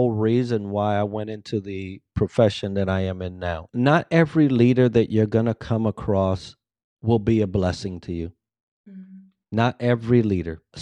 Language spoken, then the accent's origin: English; Bronx, New York, United States; English is a second language; I came from the Bronx. There was a heavy accent. English was my second language, although I thought I was proficient